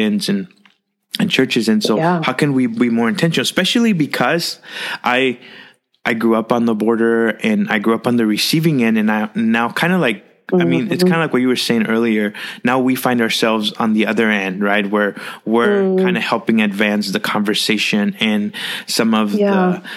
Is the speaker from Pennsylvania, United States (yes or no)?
no; Rio Grande Valley, South Texas, United States; I grew up in the South Texas region in the Rio Grande Valley